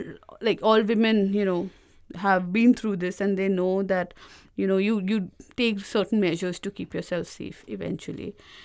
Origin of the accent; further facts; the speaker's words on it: Uttar Pradesh, India; And all of this got answered when I was living in my hometown. It's mm-hmm. a small town in UP